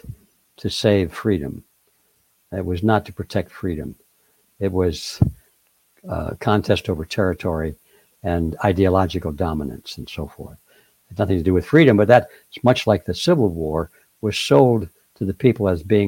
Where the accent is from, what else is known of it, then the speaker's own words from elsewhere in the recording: the North, United States; I come from the North